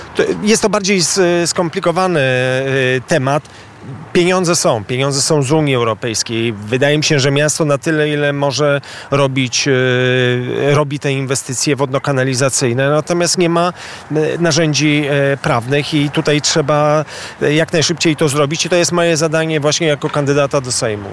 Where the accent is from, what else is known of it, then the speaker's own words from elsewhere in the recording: Warsaw, Masovian Voivodeship, Poland; jako warszawiacy nie będziemy musieli się wstydzić, że mieszkamy w europejskim mieście